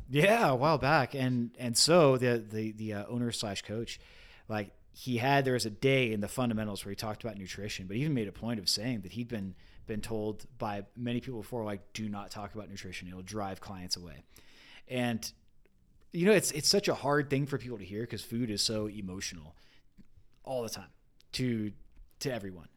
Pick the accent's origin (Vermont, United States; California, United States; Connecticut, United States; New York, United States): California, United States; I grew up in California